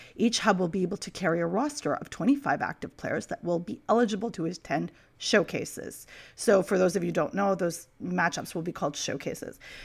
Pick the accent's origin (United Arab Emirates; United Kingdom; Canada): Canada; I'm Canadian